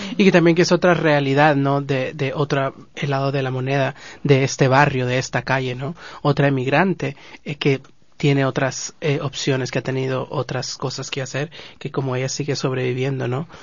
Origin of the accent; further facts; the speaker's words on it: Guatemala; now in Los Angeles, United States; Nosotros como guatemaltecos